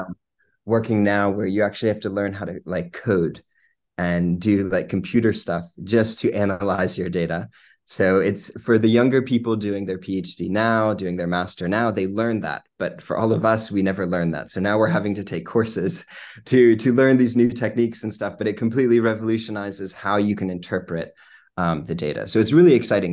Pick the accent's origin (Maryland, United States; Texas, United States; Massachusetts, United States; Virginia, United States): Virginia, United States; Lynchburg; moved away as an adult; also born or lived in New Jersey; now in London, United Kingdom; So I'm originally from Lynchburg, my whole life in Lynchburg